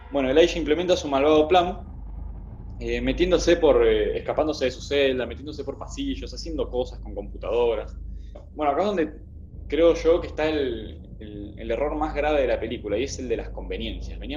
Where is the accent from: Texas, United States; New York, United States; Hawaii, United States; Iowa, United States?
New York, United States; Utica; Yo soy de Útica y jamás oí el término.